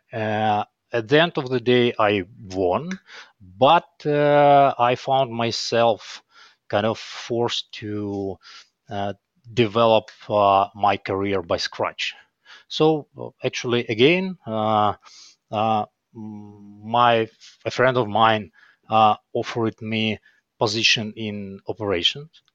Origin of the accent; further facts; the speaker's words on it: Kyiv, Ukraine; I was born here in Kyiv, in Ukraine.